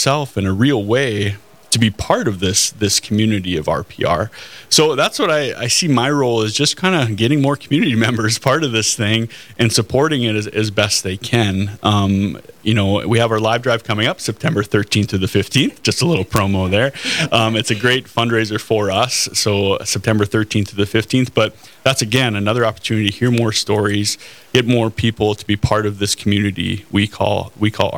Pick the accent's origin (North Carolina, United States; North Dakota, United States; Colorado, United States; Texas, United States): North Dakota, United States; Cavalier; I grew up in Cavalier, North Dakota, in the northeastern corner of the state.